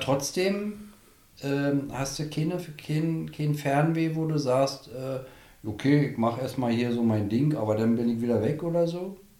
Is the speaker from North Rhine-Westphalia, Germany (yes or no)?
no; Berlin, Germany; moved away as an adult; now in Strausberg, Germany; bin ja Berliner. Aufgewachsen, wie gesagt, in Berlin. Immer in Berlin.